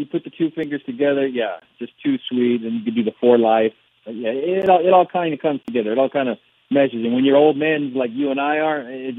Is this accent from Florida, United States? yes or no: no; Barstow, California, United States; I'm working for the LA Times, which was the newspaper I grew up reading in Barstow